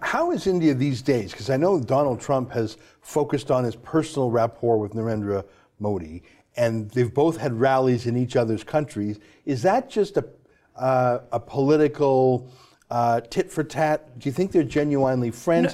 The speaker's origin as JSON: {"language": "English", "town": "Calgary", "region": "Alberta", "country": "Canada", "tie": "born or raised there", "said": "I grew up in Calgary"}